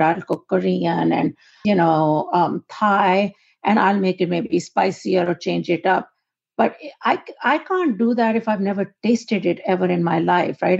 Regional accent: Pakistan; moved away as an adult; born and raised in Pakistan

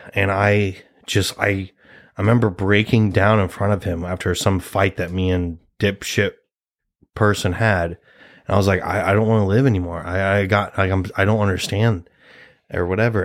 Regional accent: Nebraska, United States; we're both two Nebraska boys

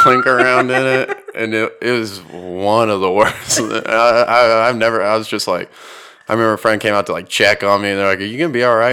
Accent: Houston, Texas, United States; growing up in Houston

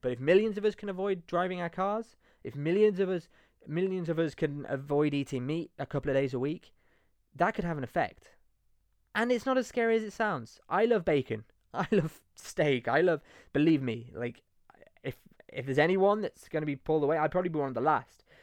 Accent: Leicester, East Midlands, United Kingdom; moved away as an adult; also born or lived in Nottingham; now in Spain; I'm from Nottingham, but well, I grew up in Leicester actually

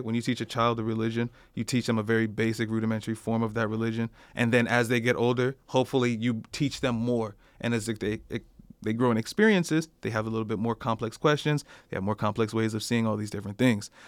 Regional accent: United States; I'm from America

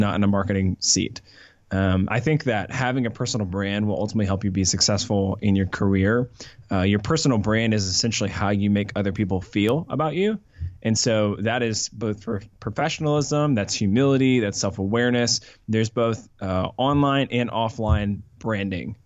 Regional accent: Atlanta, Georgia, United States; also born or lived in Colorado / Charlotte; I grew up here in Atlanta

